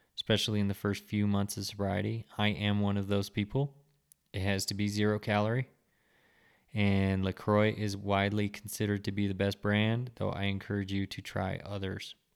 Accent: United States

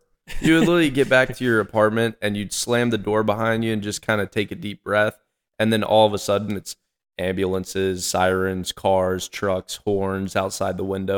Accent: North Carolina, United States; also born or lived in Texas; And grew up in North Carolina my entire life.

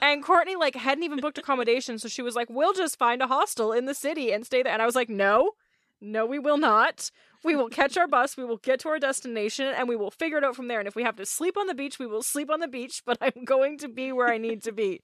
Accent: Canada; I'm Canadian

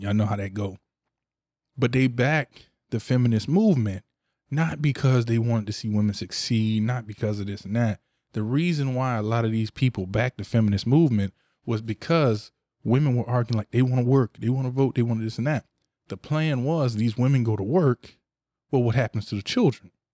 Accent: Ocala, Florida, United States; I'm from dirty Cali, you know, I'm from the O, and I'm from the west side of the O. I'm from Cotton Plant, Ocala, Florida

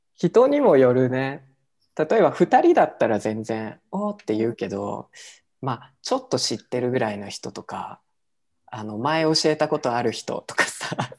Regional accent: Japan; now in Mexico; 日本って言ったらさ

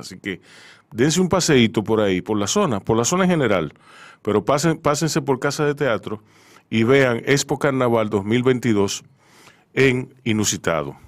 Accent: Santo Domingo, Distrito Nacional, Dominican Republic; yo soy de Ciudad Nueva y de la zona colonial

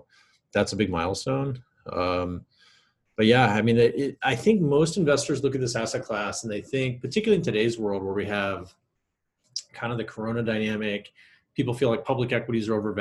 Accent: Kansas City, Missouri, United States; I grew up in Kansas City, Missouri

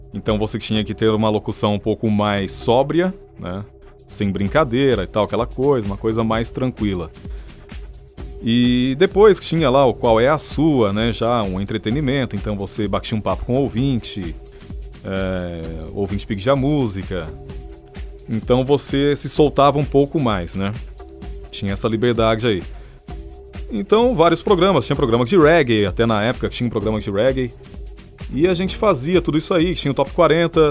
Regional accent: São José dos Campos, São Paulo, Brazil; Jovem Pan São José dos Campos, que é a minha cidade natal

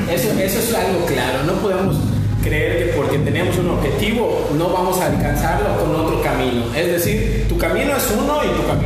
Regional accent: Yucatán, Mexico; Somos yucatecos muy buena vibra para lo

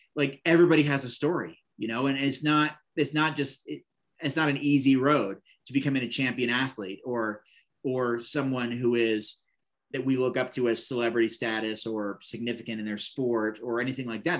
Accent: Oregon, United States; in Bend, Oregon, this little town in my home state

